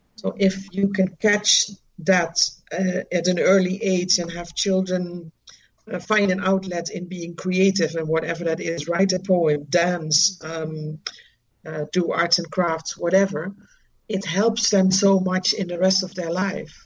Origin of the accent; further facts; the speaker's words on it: Netherlands; moved away as an adult; now in Dominica; I'm originally from the Netherlands and I knew I didn't want to continue living there